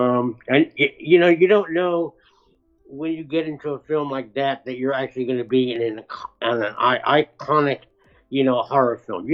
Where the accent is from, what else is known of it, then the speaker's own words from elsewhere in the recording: New York City, New York, United States; I'm from New York City.